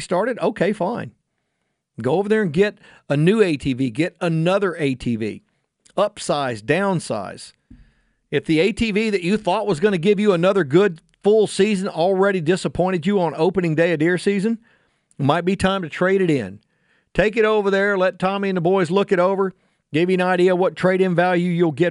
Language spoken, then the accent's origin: English; Houston, Texas, United States; when I was a little kid, very small child growing up in Sharpstown